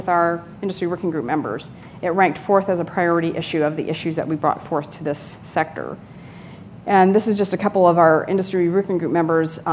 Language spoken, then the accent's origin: English; California, United States; I'm from California